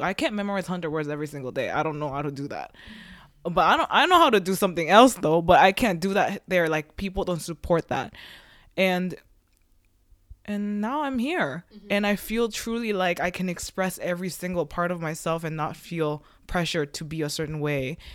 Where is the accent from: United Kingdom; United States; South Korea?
South Korea; now in Canada; we're like all immigrants and we came from a different country, but there's a reason why we're all in Canada, right? And I believe, you know, like I'm from Korea